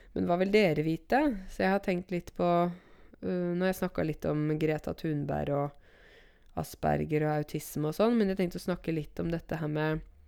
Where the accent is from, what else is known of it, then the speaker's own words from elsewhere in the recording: Modum, Buskerud, Norway; Modum Bad er jo der jeg kommer fra